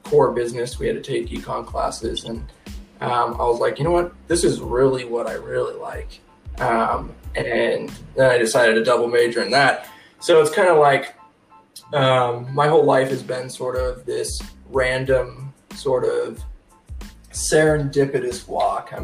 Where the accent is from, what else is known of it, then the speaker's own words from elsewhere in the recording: Elko, Nevada, United States; moved away as an adult; also born or lived in Reno, Nevada; I'm originally from Reno area, but I don't really remember that because from such a young age we moved to Elko and grew up on my mom's family's cattle ranch